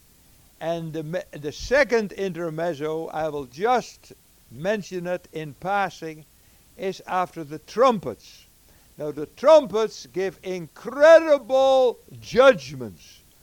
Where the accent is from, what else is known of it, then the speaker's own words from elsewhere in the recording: Netherlands; moved away; also born or lived in United States / Africa; I was born in the Netherlands